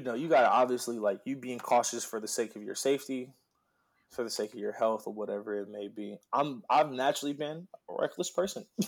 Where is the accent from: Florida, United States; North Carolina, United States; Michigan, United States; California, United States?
California, United States; Oxnard; I was born in Oxnard